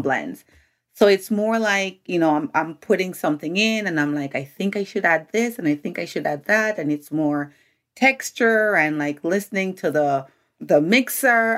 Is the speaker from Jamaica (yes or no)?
yes; Jamaica; now in United States; I'm a Jamaican, Jamaican born